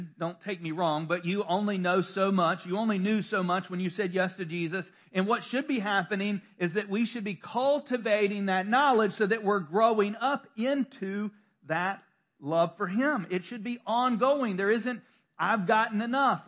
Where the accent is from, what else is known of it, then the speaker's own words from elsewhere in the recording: North Carolina, United States; accent: southern; I am from North Carolina